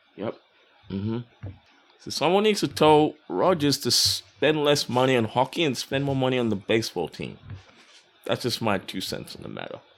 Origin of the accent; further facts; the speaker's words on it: Perth, Western Australia, Australia; moved away; also born or lived in Melbourne / Brisbane; I grew up in Perth, but I also lived in Melbourne and Brisbane.